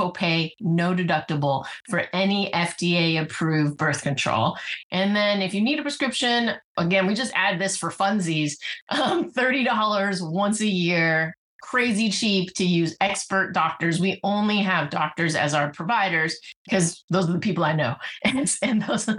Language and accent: English; Bay Area, California, United States; also born or lived in Silicon Valley; I grew up in the Bay Area